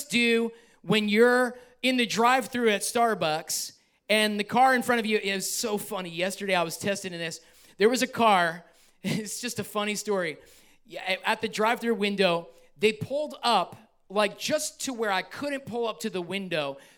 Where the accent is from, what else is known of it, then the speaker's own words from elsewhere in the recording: New York, United States; I'm from New York